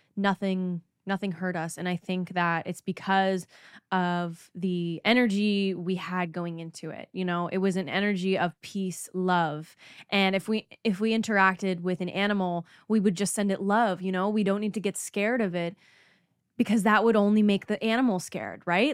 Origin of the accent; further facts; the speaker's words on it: Canada; I'm from Canada